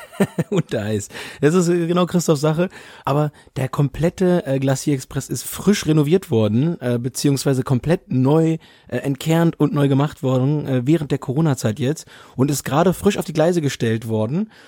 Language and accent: German; Germany; bei uns in Deutschland